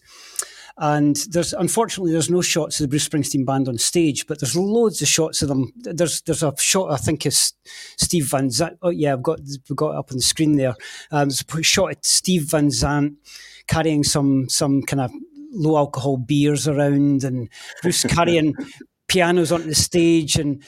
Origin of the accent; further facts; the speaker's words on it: Scotland, United Kingdom; as a Scot